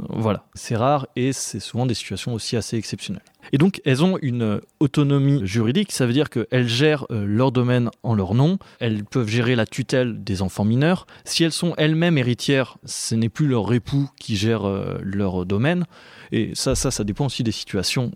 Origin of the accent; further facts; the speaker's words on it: western Anjou, Pays de la Loire, France; j'en viens